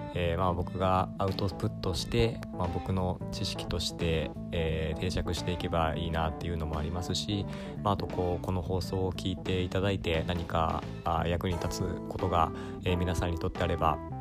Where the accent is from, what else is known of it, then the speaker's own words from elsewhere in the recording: Aichi, Japan; also born or lived in Nagoya; 愛知県出身で、まあ、今名古屋に住んでる